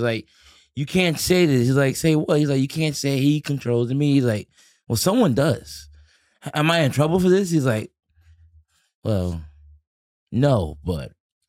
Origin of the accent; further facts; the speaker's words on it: New York City, New York, United States; also born or lived in Virginia; I'm from the Bronx, New York, Castle Hill and Soundview.